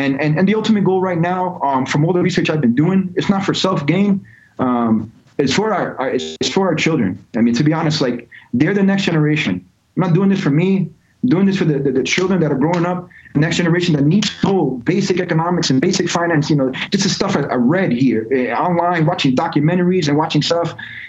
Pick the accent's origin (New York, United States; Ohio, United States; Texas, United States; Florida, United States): New York, United States; also born or lived in Georgia / California; So I grew up in three different states. I grew up in New York, grew up in Georgia, grew up in California.